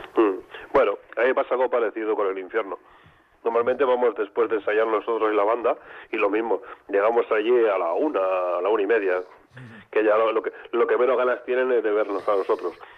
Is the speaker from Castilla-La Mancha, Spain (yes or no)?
no; Terrassa, Catalonia, Spain; mi pueblo, en Terrassa